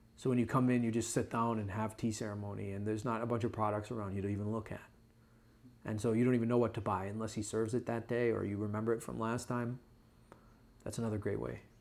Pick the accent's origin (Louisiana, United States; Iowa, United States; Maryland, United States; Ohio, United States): Ohio, United States; I'm a brother from Ohio.